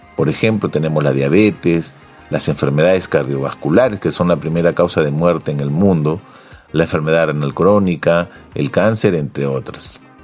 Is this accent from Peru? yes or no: yes; Peru; En mi país, en el, Perú